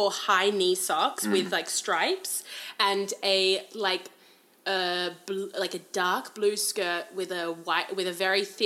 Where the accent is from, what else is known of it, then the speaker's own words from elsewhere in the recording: Sydney, New South Wales, Australia; now in New York City, United States; I grew up in Sydney